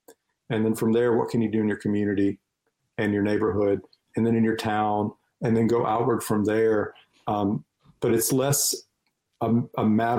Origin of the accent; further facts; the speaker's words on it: North Carolina, United States; my home state of North Carolina